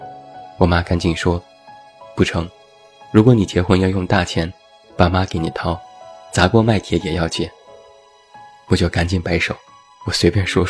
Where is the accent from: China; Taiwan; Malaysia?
China; Taiyuan, Shanxi; 我的家乡山西太原，彩礼前十几万其实都是平均价格。